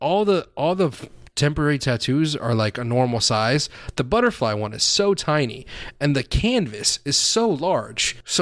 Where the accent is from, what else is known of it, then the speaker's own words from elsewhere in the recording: South Florida, United States; my skin is white, but we grew up in South Florida.